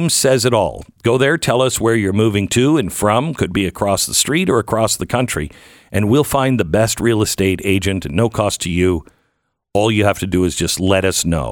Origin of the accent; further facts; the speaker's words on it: Pacific Northwest, United States; now in Dallas, United States; I grew up in the Pacific Northwest where, you know, the temperatures are moderate